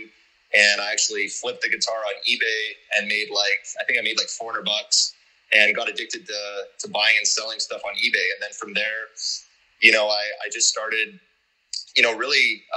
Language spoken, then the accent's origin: English; Canada; moved away as an adult; also born or lived in Calgary, Canada / South Africa; now in Panama City, Panama; I grew up in Canada